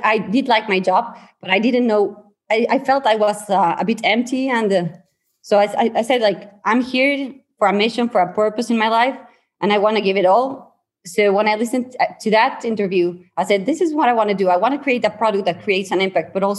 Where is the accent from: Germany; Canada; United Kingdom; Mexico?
Mexico; San Luis Potosí; I'm from San Luis Potosí, Mexico.